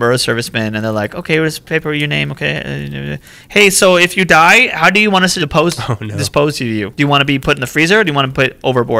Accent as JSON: {"language": "English", "region": "Scotland", "country": "United Kingdom", "tie": "born there", "said": "Well, actually, I was born in Scotland"}